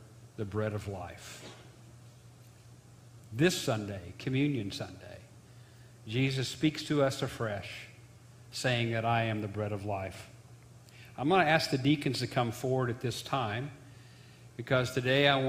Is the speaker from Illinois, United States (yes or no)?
yes; Jonesboro, Illinois, United States; I grew up in Jonesboro, Illinois